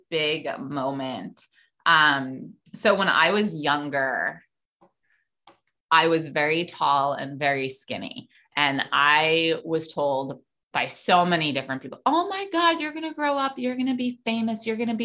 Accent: New York City, New York, United States; I grew up in New York City

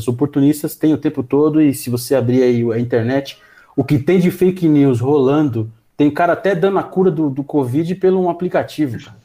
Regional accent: Brazil; a gente, como brasileiro

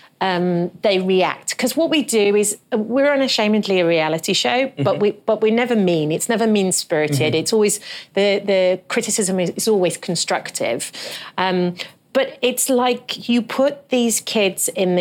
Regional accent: London, United Kingdom; moved away as an adult; now in United States; coming from London

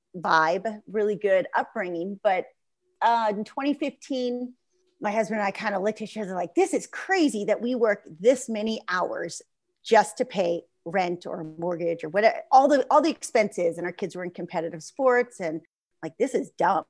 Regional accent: San Diego, California, United States; I'm from San Diego

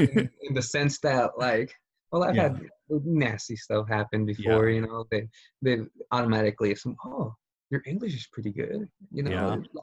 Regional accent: United States; And then you can feel you're American, you know, born here, raised here, like myself too.

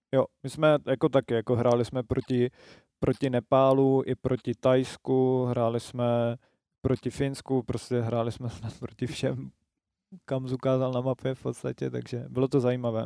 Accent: Moravia, Czechia; Já jsem z Moravy

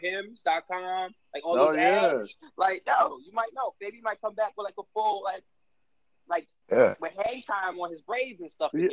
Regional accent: New York City, New York, United States; originally from Brooklyn, born and raised. Still here because it's the best place in the world.

